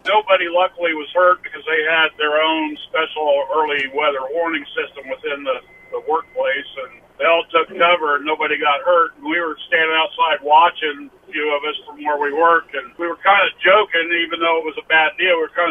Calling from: West Des Moines, Iowa, United States; I'm in West Des Moines right now, but I live down by Pella.

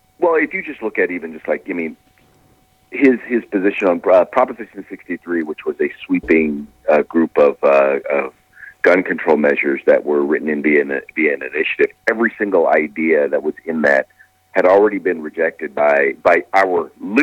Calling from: California, United States; I'm calling from the People's Republic of California.

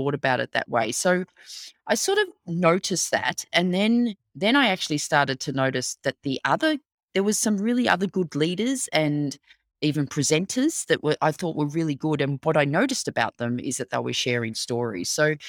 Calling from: Melbourne, Victoria, Australia; but I am dialing in from Melbourne, Australia. So we are in very sunny summer right now.

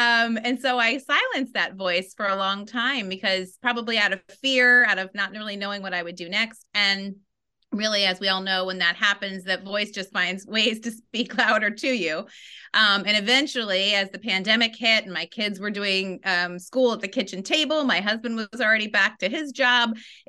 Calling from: Washington, District of Columbia, United States; I am calling in from Washington, D.C. this morning.

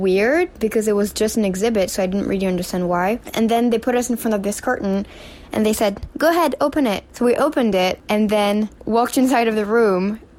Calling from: New York, United States; Hi, Upside Down Podcast. … I'm sending this from New York.

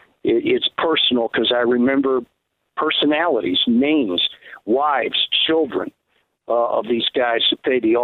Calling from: South Georgia, United States; I'm calling from South Georgia

